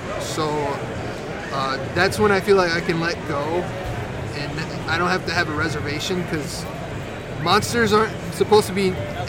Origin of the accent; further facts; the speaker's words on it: Rochester, New York, United States; I'm from Rochester